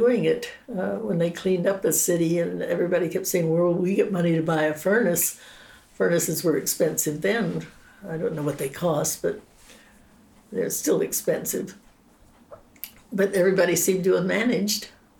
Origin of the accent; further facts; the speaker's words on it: Pittsburgh, Pennsylvania, United States; growing up in Pittsburgh